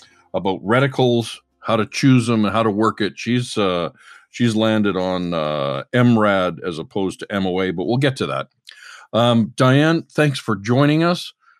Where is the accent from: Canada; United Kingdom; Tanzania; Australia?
Canada; I'm a Canadian journalist, chef, hunter, fisherman, and wild game cook.